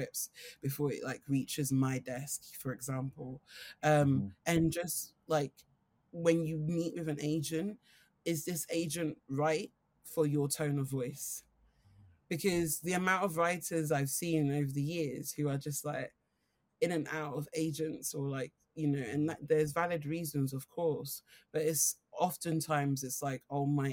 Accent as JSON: {"language": "English", "region": "London", "country": "United Kingdom", "said": "I'm from Streatham"}